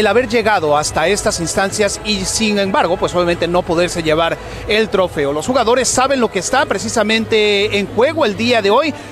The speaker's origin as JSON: {"language": "Spanish", "country": "Mexico", "said": "Somos de México, venimos de Monterrey, Guadalajara."}